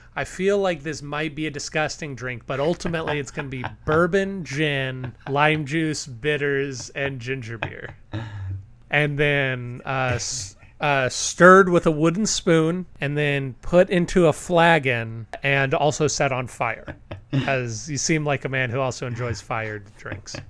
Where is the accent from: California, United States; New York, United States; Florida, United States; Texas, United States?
Texas, United States; I'm from Texas